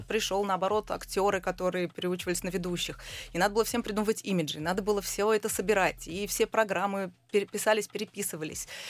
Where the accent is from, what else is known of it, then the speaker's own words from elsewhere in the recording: Israel; moved away; also born or lived in Russia; я росла в Израиле